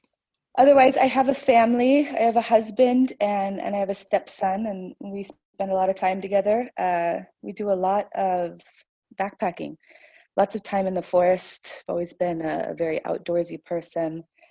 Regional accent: California, United States; moved away as an adult; I'm originally from California, from the United States, but I've lived here for about 7.5 years now, and I love it. It's a wonderful city and a wonderful country.

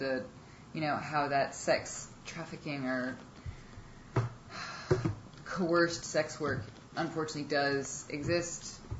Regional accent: New York City, New York, United States; growing up in New York City

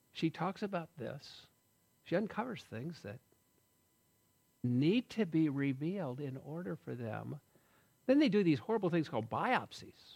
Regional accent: United States; I'm an American guy, rugged individualist

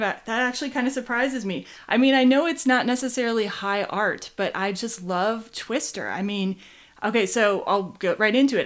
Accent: Midwest, United States; I come from the Midwest

